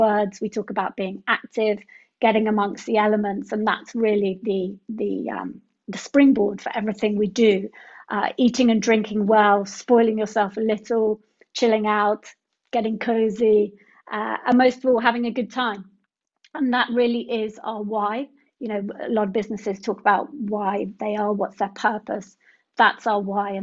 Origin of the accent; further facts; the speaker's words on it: Sussex, South East England, United Kingdom; moved away as an adult; also born or lived in London / Paris; now in Cornwall, United Kingdom; I grew up in Sussex in the countryside